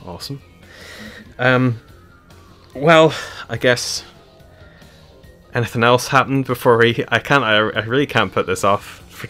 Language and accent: English; London, United Kingdom; now in Northern Ireland, United Kingdom; So I grew up in London. My family are all from, you know, Ireland. And that was the year we moved back to Northern Ireland.